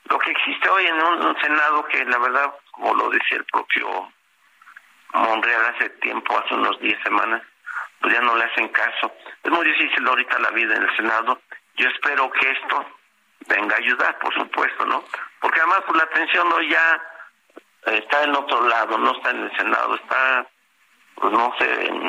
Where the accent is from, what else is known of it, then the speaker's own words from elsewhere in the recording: State of Mexico, Mexico; es mi estado, es aquí nací, aquí vivo